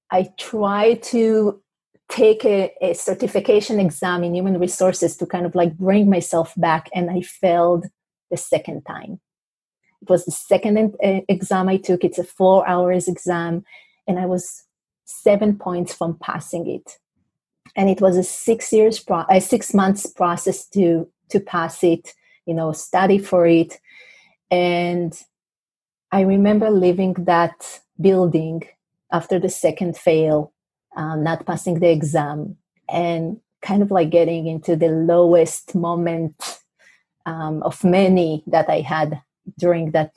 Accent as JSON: {"language": "English", "country": "Israel", "also_born_or_lived": "New York City, United States", "second_language": "English", "moved": "as an adult", "lives_now": "North Carolina, United States", "said": "people probably can notice a bit of an accent and they ask themselves, where is she from? So I'm originally from Israel"}